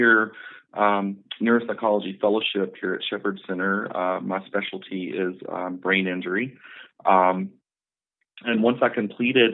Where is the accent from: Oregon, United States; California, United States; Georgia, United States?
Georgia, United States; Northeast; moved away as an adult; also born or lived in Atlanta, Georgia; I'm originally from Northeast Georgia. I relocated to Atlanta, Georgia